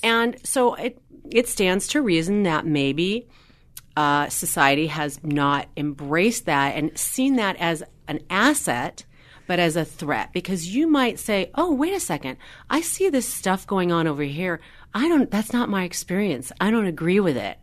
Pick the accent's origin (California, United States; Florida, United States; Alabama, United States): California, United States; Los Angeles; I grew up in Los Angeles